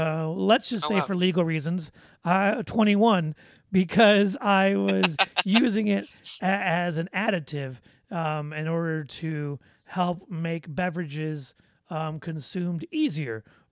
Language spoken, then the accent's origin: English; Midwest, United States; accent: Midwest; listen to my little Midwest accent